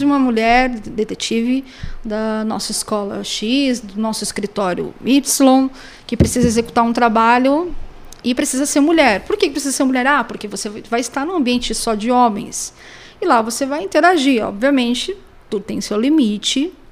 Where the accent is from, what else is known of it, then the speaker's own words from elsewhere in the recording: Pindamonhangaba, São Paulo, Brazil; Mas eu sou de Pindamonhangaba, inclusive a única detetive de Pindamonhangaba